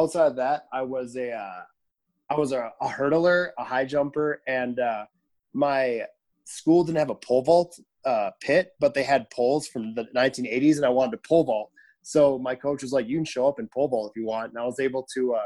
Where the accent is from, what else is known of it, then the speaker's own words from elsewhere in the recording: Sturgeon Bay, Wisconsin, United States; I'm from Island Peninsula in Sturgeon Bay, Wisconsin